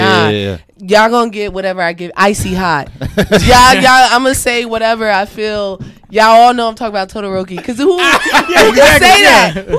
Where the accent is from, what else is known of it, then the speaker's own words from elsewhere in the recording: New York City, New York, United States; I'm a native New Yorker. Mm-hmm. Currently, I live in Brooklyn.